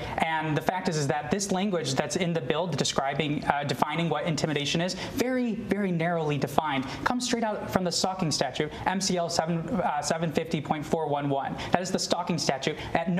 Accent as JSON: {"language": "English", "town": "West Bloomfield", "region": "Michigan", "country": "United States", "tie": "born or raised there", "said": "I grew up in West Bloomfield in the Jewish community"}